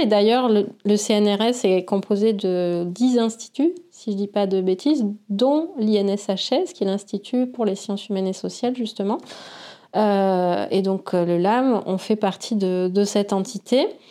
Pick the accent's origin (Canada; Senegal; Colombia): Senegal; moved away; also born or lived in Bordeaux, France; j'ai grandi au Sénégal